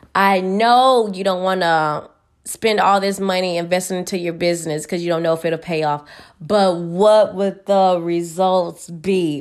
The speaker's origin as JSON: {"language": "English", "town": "Houston", "region": "Texas", "country": "United States", "moved": "yes", "said": "I'm from Houston. We, it's probably hot right now over there. We ain't used to the snow"}